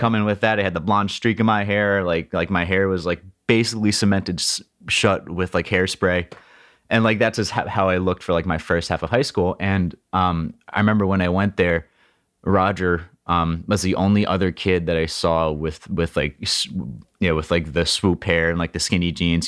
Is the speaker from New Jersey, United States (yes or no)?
yes; Princeton, New Jersey, United States; I grew up in Princeton, which is ce-, Central Jersey